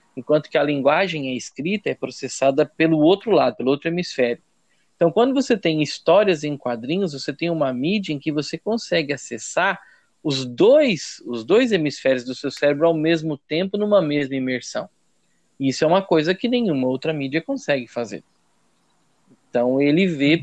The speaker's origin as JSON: {"language": "Portuguese", "town": "São Martinho", "region": "Santa Catarina", "country": "Brazil", "also_born_or_lived": "Brusque / Tubarão", "said": "Depois que eu voltei pra, pra, pra minha casa, pra casa dos meus pais em São Martinho"}